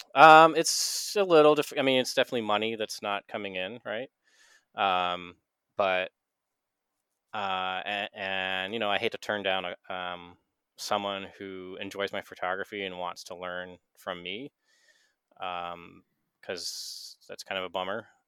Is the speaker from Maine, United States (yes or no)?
yes; Maine, United States; I'm from Maine. I like Maine